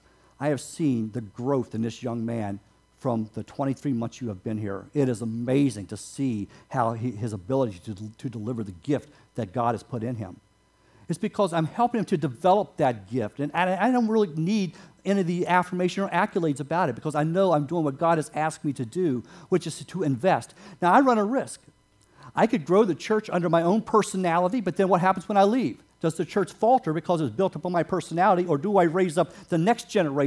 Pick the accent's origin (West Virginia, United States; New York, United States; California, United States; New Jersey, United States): West Virginia, United States; moved away as an adult; also born or lived in Wisconsin; I grew up in West Virginia, no running water or indoor plumbing until I moved to Wisconsin in 1976.